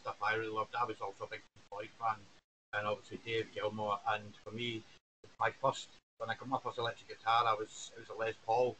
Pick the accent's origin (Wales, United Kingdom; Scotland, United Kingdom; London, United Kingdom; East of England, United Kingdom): Scotland, United Kingdom; Being a Scotsman